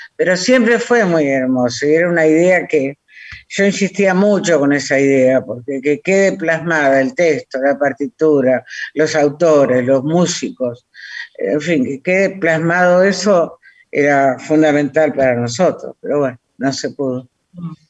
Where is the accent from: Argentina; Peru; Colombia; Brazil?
Argentina; Villaguay, Entre Ríos; soy de Villaguay